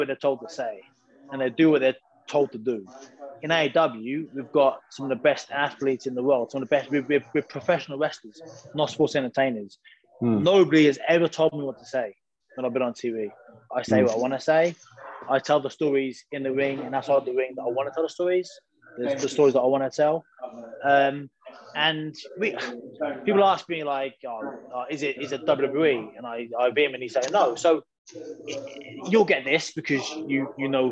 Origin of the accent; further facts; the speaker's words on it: United Kingdom; I'm British